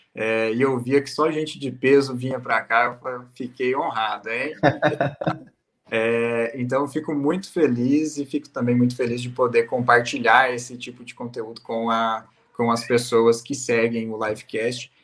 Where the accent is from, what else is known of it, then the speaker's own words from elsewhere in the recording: Paraná, Brazil; A gente é do Paraná